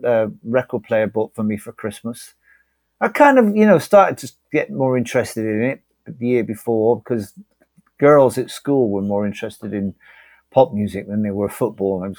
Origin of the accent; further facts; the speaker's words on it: Bristol, South West England, United Kingdom; moved away as an adult; also born or lived in Liverpool / Leeds / Herefordshire / London; now in Brazil; I moved from Bristol to Liverpool when I was 18